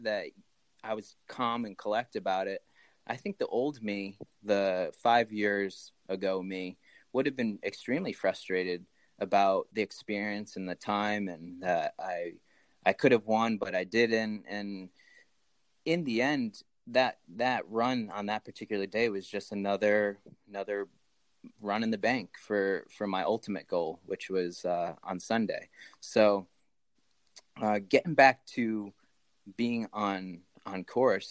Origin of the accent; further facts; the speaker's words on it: Bolton, Connecticut, United States; moved away as an adult; also born or lived in Asuncion, Paraguay; now in Keene, United States; I grew up in Connecticut, in Bolton, Connecticut